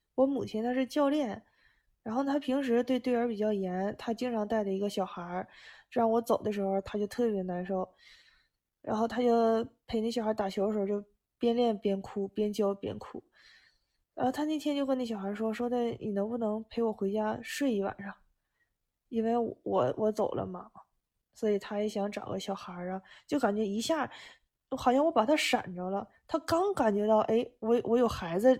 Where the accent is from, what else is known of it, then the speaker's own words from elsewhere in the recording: China; now in Japan; 我们中国人